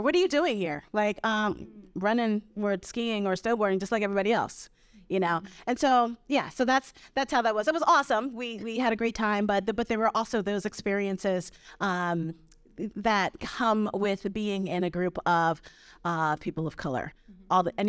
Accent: Brooklyn, New York, United States; now in Vermont, United States; I grew up in Brooklyn.

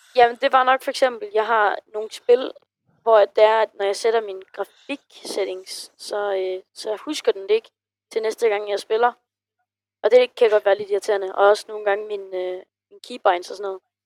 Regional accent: Funen, Southern Denmark, Denmark; jeg kommer fra Fyn

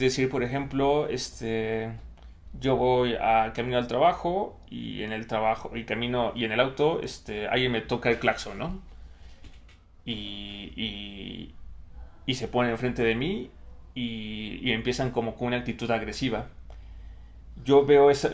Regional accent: Mexico; desde mi propia experiencia de vida como hombre mexicano

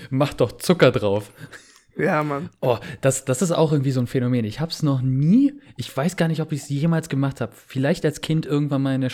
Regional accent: East Germany, Germany; ich bin ja auch im Osten groß geworden und meine Mutter kommt ja auch aus äh, Ostdeutschland, also aus der, aus der ehemaligen DDR.

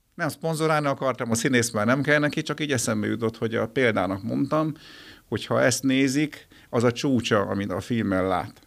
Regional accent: Győr, Győr-Moson-Sopron, Hungary; moved away as an adult; also born or lived in Miskolc; now in Budapest, Hungary; Én Győri vagyok, de ugye Pesten lakom már kétezer óta

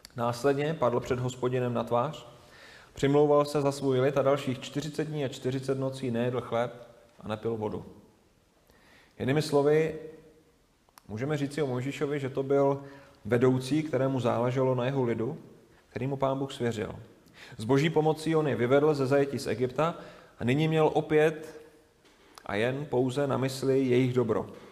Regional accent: Moravia, Czechia; moved away as an adult; also born or lived in Lovosice; na Moravu, odkud jsme, odkud jsme do Lovosic přišli

